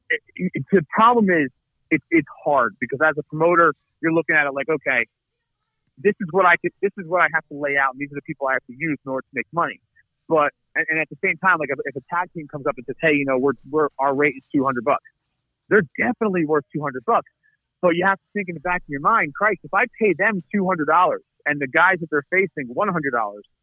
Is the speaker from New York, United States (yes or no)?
no; New Jersey, United States; I was born in New Jersey, raised in New Jersey